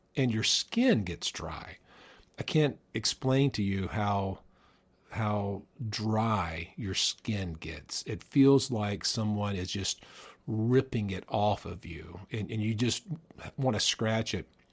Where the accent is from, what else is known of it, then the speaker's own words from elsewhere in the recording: the South, United States; also born or lived in the North (US); I learned that I'm a Southerner. I guess I always knew that I was a Southerner, but I didn't realize how much of a Southerner I was